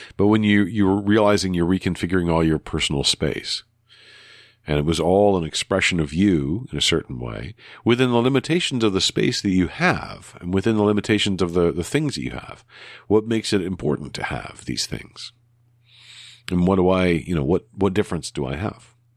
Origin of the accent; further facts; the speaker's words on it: Canada; in the Canadian way, using all the U's and some of the Re's that we're so used